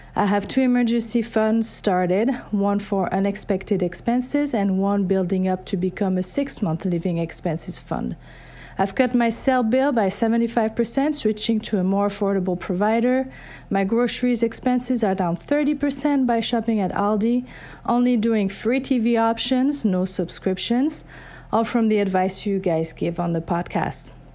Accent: France; now in Baker, Minnesota, United States; I'm actually originally from France, but now U S citizen and resident since nineteen ninety-eight.

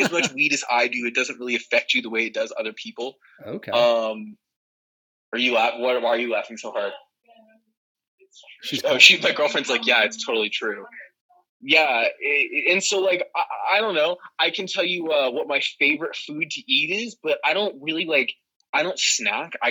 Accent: Arizona, United States; I'm from Arizona.

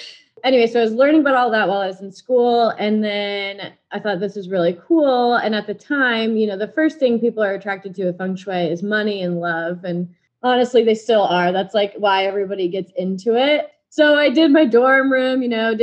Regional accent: Blue Springs, Missouri, United States; moved away as an adult; also born or lived in Kansas; now in Dallas, United States; I am currently in Dallas, Texas from Blue Springs, Missouri, right outside Kansas City. So all the Chiefs fans, that's my hometown

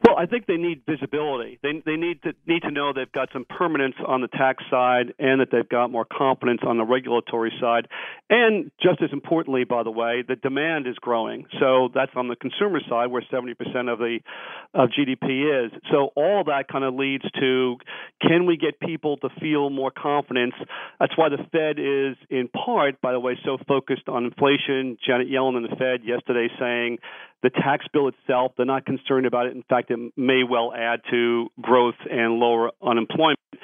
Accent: New York, United States; I'm from New York. I'm a New York taxpayer

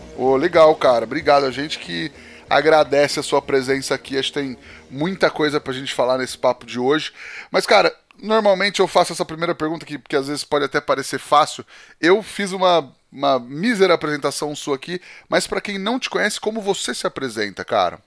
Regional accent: Penápolis, São Paulo, Brazil; eu sou do interior de São Paulo, de Penápolis, aqui região de Araçatuba

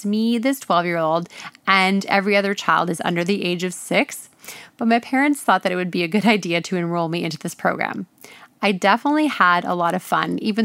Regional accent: Ontario, Canada; So when I was a kid, I grew up in Ontario, which is a province here in Canada

